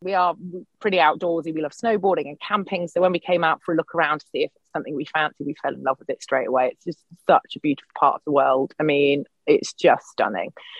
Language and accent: English; United Kingdom; moved away as an adult; also born or lived in Brighton; now in Portland, United States; I'm British, obviously, but I live in Portland in Oregon, and we moved here 7 years ago for my husband's job.